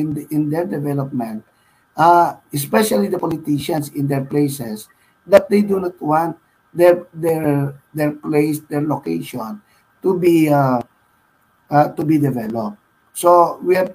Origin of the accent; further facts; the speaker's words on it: Pampanga, Central Luzon, Philippines; moved away; also born or lived in Metro Manila; I am from Pampanga, and Pampanga is very consistent with the kind of mentality of the people. People are aggressive. People are competitive